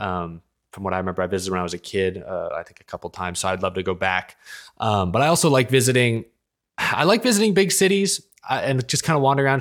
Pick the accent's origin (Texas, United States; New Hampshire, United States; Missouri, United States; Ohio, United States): Texas, United States; moved away as an adult; now in Florida, United States; we're both from Texas. I, I, I just moved out here to Florida